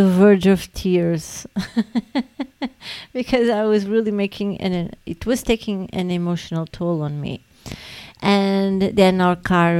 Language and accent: English; Portugal; we are from Portugal